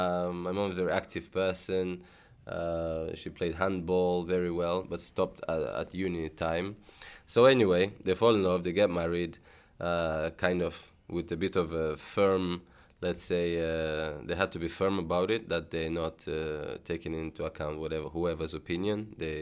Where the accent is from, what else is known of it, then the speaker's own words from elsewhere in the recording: Tashkent, Uzbekistan; born there; It's, even today when people say, where are you from? I'm like a Russian mom, Nigerian dad. Where were you born? In Uzbekistan.